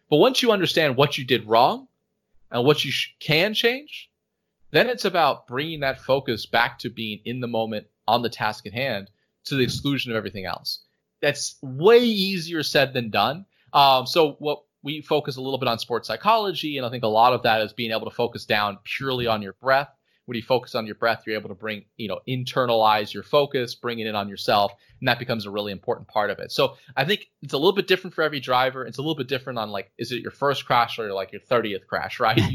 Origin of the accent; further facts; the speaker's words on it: United States; born there; Like I was born in the United States, and it's kind of I'm dual citizen, and, and for me, South Africa feels just as much as home as the U.S.